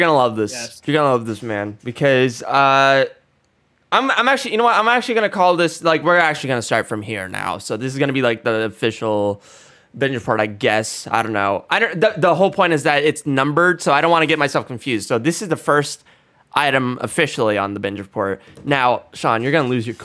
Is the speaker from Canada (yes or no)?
no; India; as an Indian